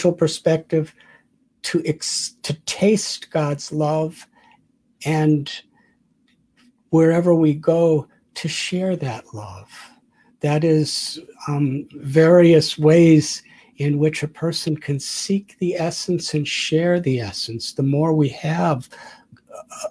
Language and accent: English; Chicago, Illinois, United States; now in India; I was born in 1950 in Chicago